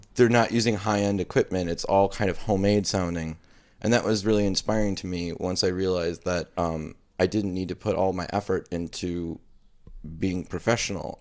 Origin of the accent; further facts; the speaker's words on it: Mayville, Wisconsin, United States; now in Milwaukee, United States; I grew up in Mayville, Wisconsin